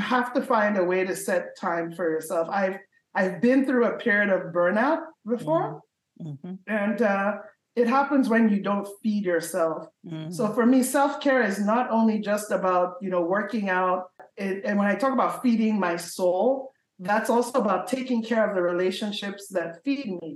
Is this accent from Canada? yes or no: no; Nigeria; moved away; I was born in Nigeria